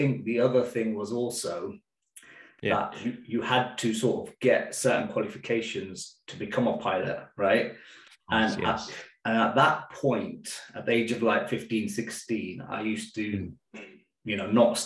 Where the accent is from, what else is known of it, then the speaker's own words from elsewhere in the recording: Leicester, East Midlands, United Kingdom; also born or lived in Birmingham; I was 4 years old when we sort of moved to Leicester